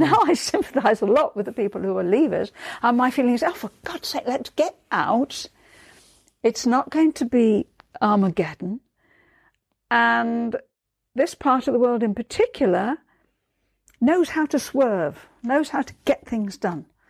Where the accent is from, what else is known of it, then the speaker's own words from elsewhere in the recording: Liverpool, North West England, United Kingdom; moved away; born and brought up in Liverpool